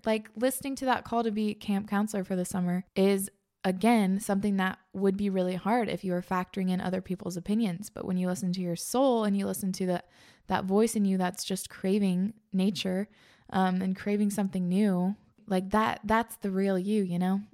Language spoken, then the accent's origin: English; East Coast, United States; also born or lived in Pacific Northwest; now in Iowa, United States; I grew up on the East Coast.